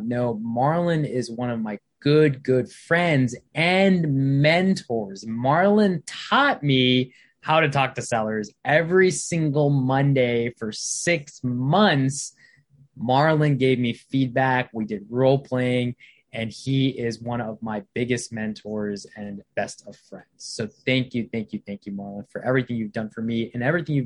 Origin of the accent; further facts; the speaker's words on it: Virginia, United States; also born or lived in Bangladesh / Canada / Baltimore, Maryland; I probably moved here to Baltimore, Maryland when I was about 5 years old. We've been living in Virginia ever since we moved from Baltimore when I was about 6 or 7. I grew up in Virginia